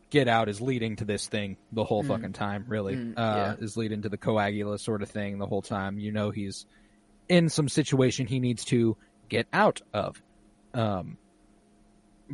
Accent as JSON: {"language": "English", "country": "United States", "said": "As an American"}